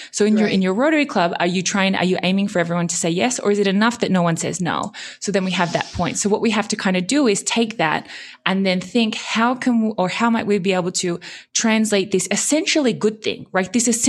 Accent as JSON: {"language": "English", "country": "Australia", "also_born_or_lived": "Japan / Germany", "accent": "German twang", "said": "So I'm originally Australian. But I did spend a lot of kind of my university years kind of growing up in Japan. And then I spent 8 years in Germany."}